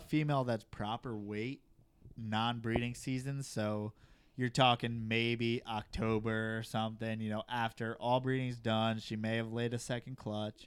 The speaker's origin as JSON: {"language": "English", "region": "New York", "country": "United States", "moved": "yes", "said": "I'm from New York. The reason why I don't live in New York"}